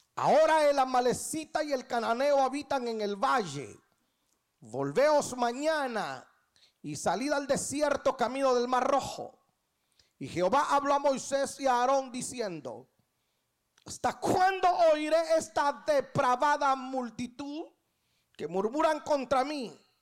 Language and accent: Spanish; Guatemala; now in Atlanta, United States; Yo nací en Guatemala un 12 de septiembre de 1900